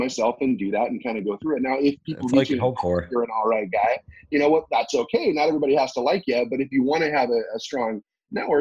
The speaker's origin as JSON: {"language": "English", "country": "United States", "also_born_or_lived": "South Korea", "said": "I'm an American."}